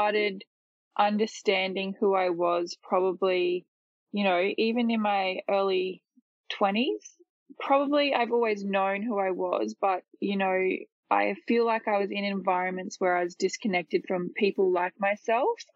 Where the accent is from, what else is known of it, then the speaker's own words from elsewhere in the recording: Ipswich, Queensland, Australia; But I grew up in Ipswich, so I've lived in Ipswich my whole life